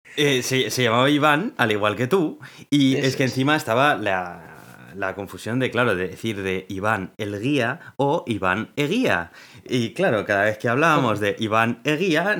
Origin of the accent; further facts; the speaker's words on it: Spain